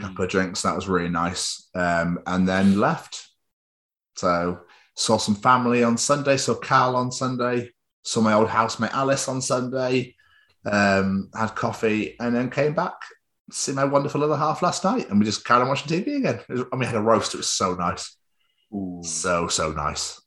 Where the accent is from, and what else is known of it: England, United Kingdom; accent: English; also born or lived in Scotland